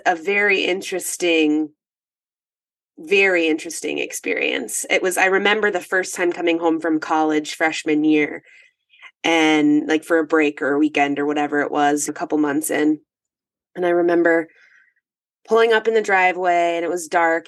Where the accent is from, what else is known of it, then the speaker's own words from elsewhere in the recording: northern Minnesota, United States; I'm in northern Minnesota, 45 minutes from Canada. I am in the woods.